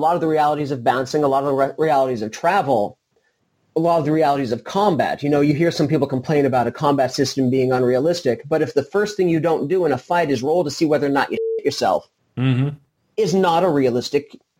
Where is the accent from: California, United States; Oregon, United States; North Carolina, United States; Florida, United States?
Oregon, United States; Portland; moved away as an adult; also born or lived in Albuquerque; I grew up in Portland, spent about 6 years in Albuquerque, and then came back to the Portland area.